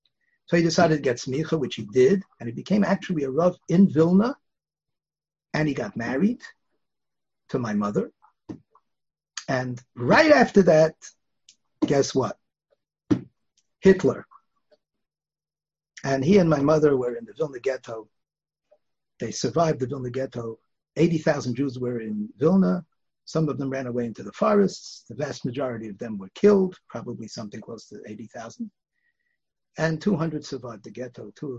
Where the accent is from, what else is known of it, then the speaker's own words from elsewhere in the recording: Bialystok, Podlaskie Voivodeship, Poland; born there; I was born in Bialystok, actually.